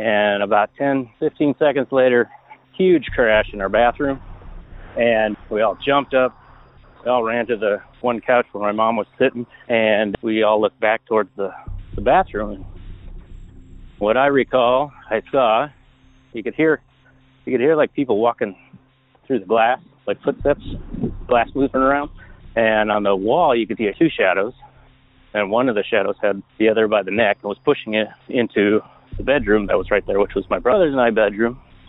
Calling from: Portland, Oregon, United States; also born or lived in La Crosse, Wisconsin; I'm calling from Portland, Oregon.

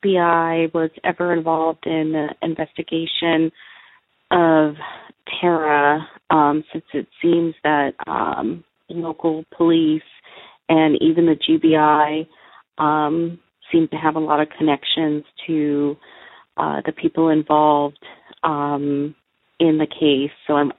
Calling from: California, United States; I'm calling from California.

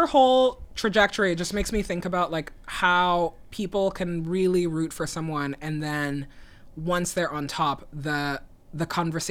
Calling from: Brooklyn, New York, United States; I'm calling in from Brooklyn.

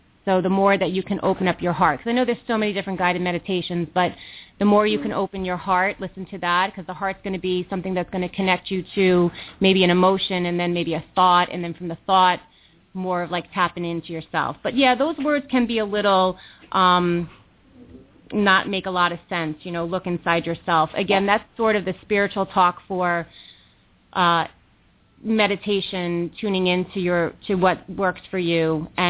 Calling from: New York, United States; I'm calling from New York. I don't know if I said that, so I am calling from New York Eastern Time.

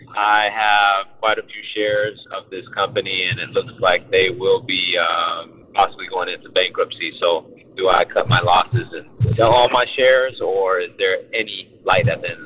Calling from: Sacramento, California, United States; I'm calling from Sacramento.

